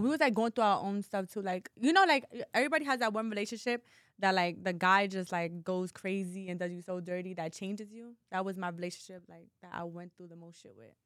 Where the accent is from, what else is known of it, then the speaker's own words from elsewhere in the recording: New York City, New York, United States; also born or lived in Bronx; I'm from New York City, but I'm from Harlem